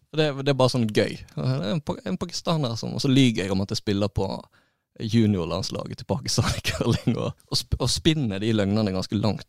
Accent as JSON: {"language": "Norwegian", "town": "Florø", "region": "Vestland", "country": "Norway", "also_born_or_lived": "Bergen", "accent": "Florø dialect", "moved": "yes", "said": "jeg er florepatriot, men den dialekten, den er litt sånn"}